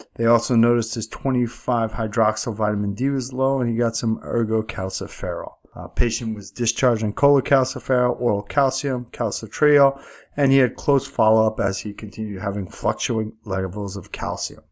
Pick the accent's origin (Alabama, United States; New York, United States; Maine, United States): New York, United States; accent: New York; my accent's clearly from New York